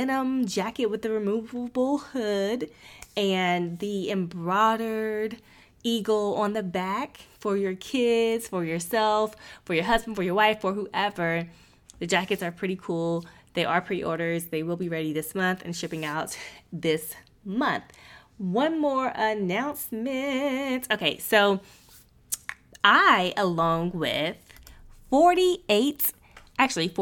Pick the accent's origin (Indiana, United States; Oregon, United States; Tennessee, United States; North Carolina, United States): North Carolina, United States; now in Ohio, United States; I am from North Carolina